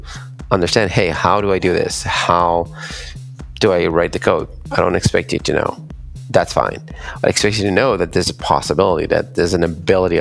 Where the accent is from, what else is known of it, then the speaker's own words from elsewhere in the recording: Israel; I'm from Israel